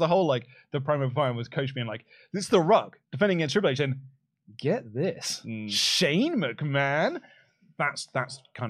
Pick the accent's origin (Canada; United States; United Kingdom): United Kingdom; Look, as a Brit wrestling fan, a British wrestling fan, particularly one who frequented Rev Pro a lot.